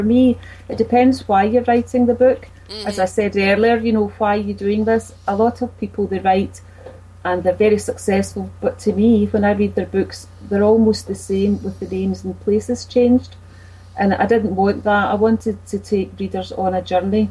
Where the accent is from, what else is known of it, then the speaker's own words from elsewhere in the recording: Glasgow, Scotland, United Kingdom; I grew up in Bridgeton. It's in the east end of Glasgow. That's where I was born, and then I moved